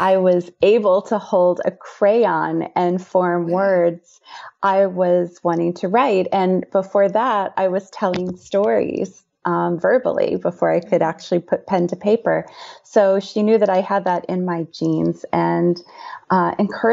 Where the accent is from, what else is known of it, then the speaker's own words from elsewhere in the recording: Indiana, United States; I've written a memoir about my high school years growing up in Indiana